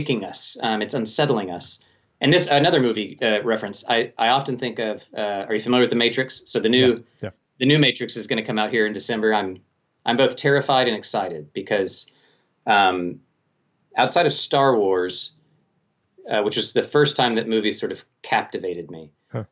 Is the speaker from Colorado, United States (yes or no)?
yes; Colorado Springs, Colorado, United States; Colorado Springs, my hometown